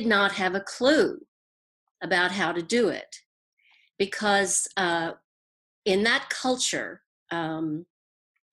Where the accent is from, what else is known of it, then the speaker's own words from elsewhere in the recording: Houston, Texas, United States; accent: Southern; moved away as an adult; now in New York, United States; I am from Texas. I was born in Houston.